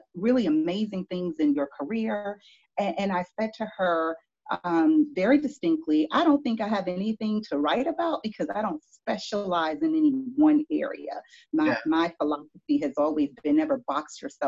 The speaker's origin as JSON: {"language": "English", "town": "Miami", "region": "Florida", "country": "United States", "tie": "born or raised there", "also_born_or_lived": "Broward County, Florida / Washington, D.C.", "moved": "as an adult", "lives_now": "Rocky Mount, United States", "said": "I was born and raised in Miami, Florida"}